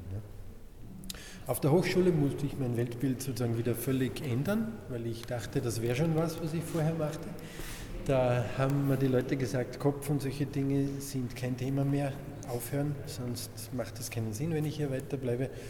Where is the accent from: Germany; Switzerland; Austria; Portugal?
Austria; Salzburg; ich komme aus Salzburg, aus einem kleinen Dorf in der Nähe von Salzburg.